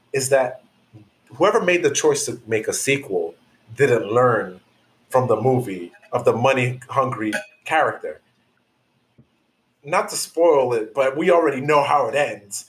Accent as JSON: {"language": "English", "region": "New York", "country": "United States", "said": "I'm from New York"}